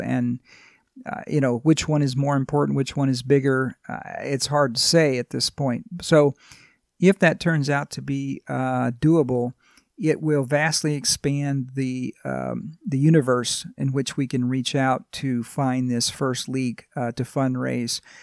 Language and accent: English; Louisiana, United States; moved away as an adult; now in California, United States; I grew up in Louisiana